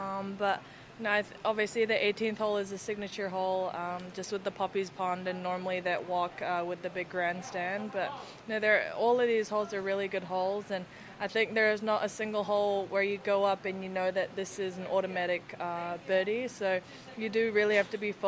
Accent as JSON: {"language": "English", "region": "Florida", "country": "United States", "said": "I'm from Florida"}